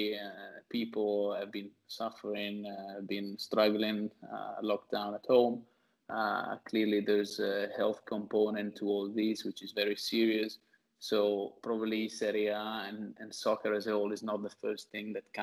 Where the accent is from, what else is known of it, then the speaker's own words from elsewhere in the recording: Ferrara, Emilia-Romagna, Italy; moved away as an adult; now in New York, United States; I've been here for the last 6 years, but I'm originally from Ferrara